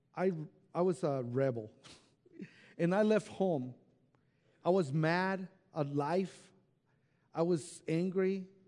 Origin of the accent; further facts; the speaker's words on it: Mexico; moved away; I was raised in Mexico in an orphanage home